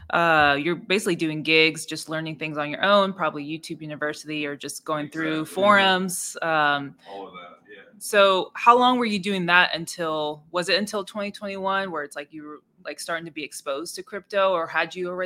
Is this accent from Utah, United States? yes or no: no; California, United States; I've born and raised in Cali, never been anywhere